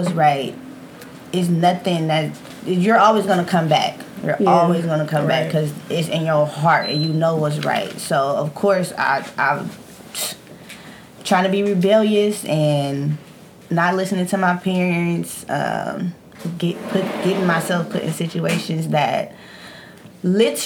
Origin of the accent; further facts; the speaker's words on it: Oakland, California, United States; I was born in East Oakland. My mom worked upstairs. I went to the church school. I don't know nothing but East Oakland.